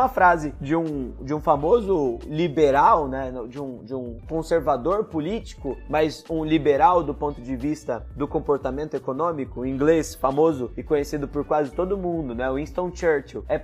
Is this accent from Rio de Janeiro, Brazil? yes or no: no; Palmeira do Oeste, São Paulo, Brazil; born there; porque eu que nasci em Palmeira do Oeste, no interior de São